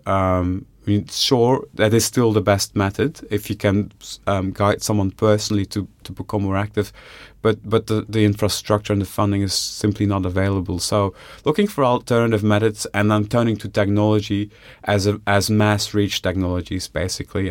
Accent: Bellem, Flanders, Belgium; moved away as an adult; also born or lived in Ghent; now in Australia; I grew up in Flanders, uh, in a, a village called Bellem, which is about twenty kilometers from a city called Ghent

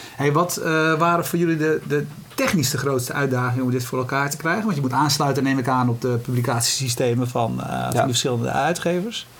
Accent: Netherlands; we zijn Hollanders

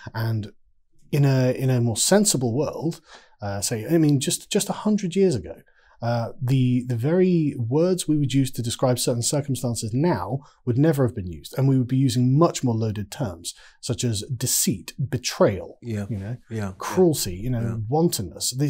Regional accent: England, United Kingdom; I'm an Englishman

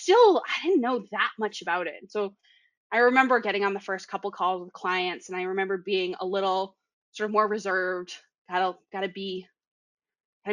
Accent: Boston, Massachusetts, United States; accent: Boston; I have a really strong Boston accent

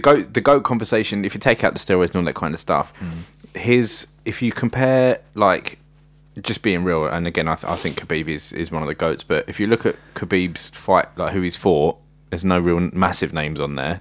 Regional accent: United Kingdom; I'm British

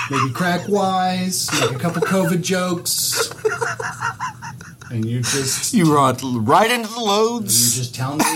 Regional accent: Argentina; that is America pushing my home country of Argentina.

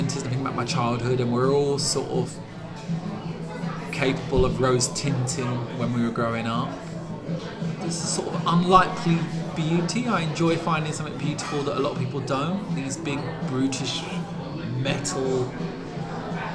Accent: Brentwood, East of England, United Kingdom; I come from Brentwood, a small town in Essex, just outside the M25.

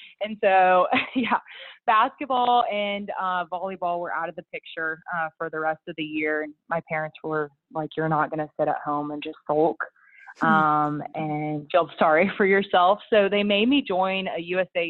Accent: Clay Center, Kansas, United States; I grew up on a farm in Clay Center, Kansas, and I was raised by two incredibly hardworking parents.

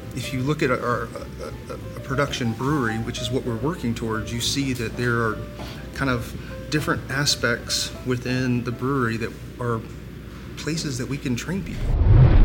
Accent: Columbia, South Carolina, United States; I'm from Columbia, and we are a military town

